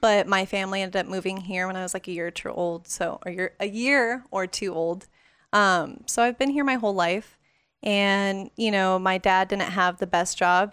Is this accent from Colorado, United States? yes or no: no; Las Vegas, Nevada, United States; growing up in Vegas